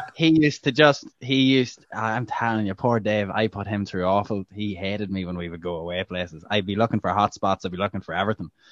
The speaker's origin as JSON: {"language": "English", "country": "Ireland", "said": "as an Irish journalist."}